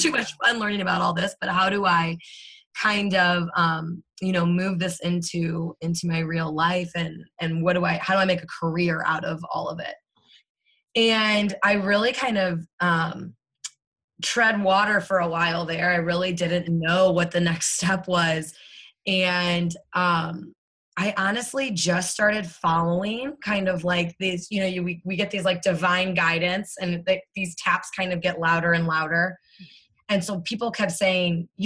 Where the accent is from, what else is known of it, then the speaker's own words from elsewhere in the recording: St. Louis, Missouri, United States; born and raised in St. Louis, Missouri